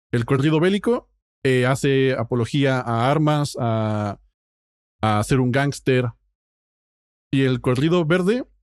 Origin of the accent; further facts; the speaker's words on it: Mexico; moved away; como inmigrante mexicano